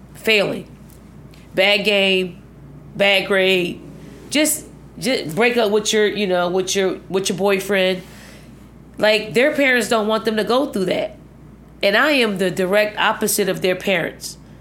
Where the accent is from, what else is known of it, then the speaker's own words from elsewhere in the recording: Philadelphia, Pennsylvania, United States; moved away as an adult; also born or lived in Virginia; the housing projects that I grew up in, I mean, it was probably ninety-nine point nine percent black